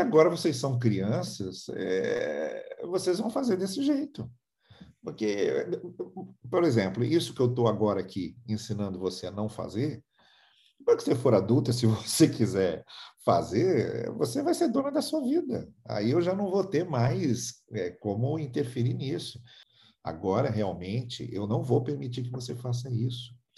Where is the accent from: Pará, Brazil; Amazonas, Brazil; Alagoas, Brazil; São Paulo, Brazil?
São Paulo, Brazil; moved away; also born or lived in Rio de Janeiro / Campos / Teresópolis; Eu sou de São Paulo.